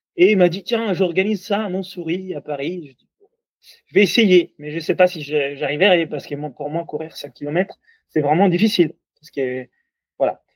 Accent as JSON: {"language": "French", "country": "Italy", "accent": "Italian", "second_language": "French", "moved": "yes", "said": "comme vous entendez de mon accent, je suis toulousain, ah non non, italien."}